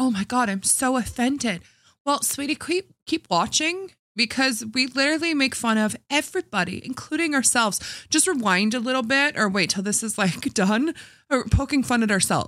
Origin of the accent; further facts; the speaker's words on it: Canada; even as a Canadian